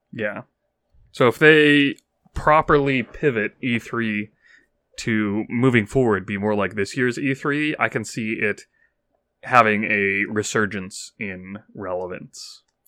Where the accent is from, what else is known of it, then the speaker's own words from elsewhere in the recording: United States; I'm an American